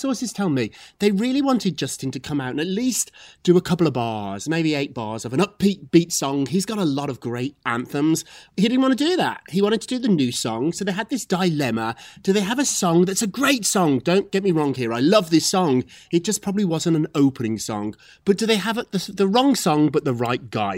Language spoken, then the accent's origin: English; Scotland, United Kingdom; I'm from Scotland